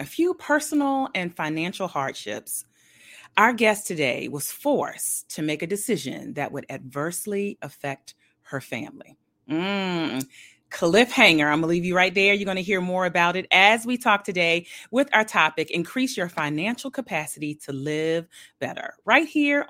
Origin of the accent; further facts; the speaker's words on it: Milledgeville, Georgia, United States; born there; I was born in Milledgeville, Georgia, so I'm technically a Georgia peach.